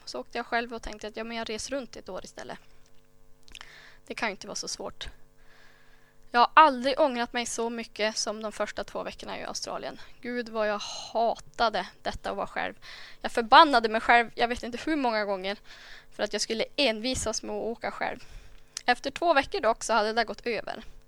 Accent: Myckelgensjö, Västernorrland County, Sweden; jag föddes i Myckeljense för sådär 28 år sedan

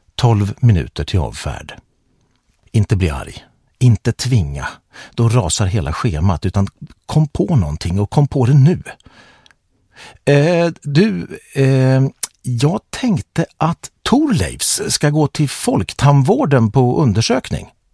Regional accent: Örnsköldsvik, Västernorrland County, Sweden; now in Stockholm, Sweden; Jag växte upp i Kroksta med min pappa Olle, min mamma Lena och med min utvecklingsstörda stora syster Helena

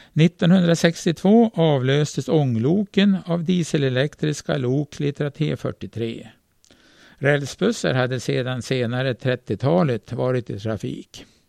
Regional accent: Norrland, Sweden; vi norrlänningar

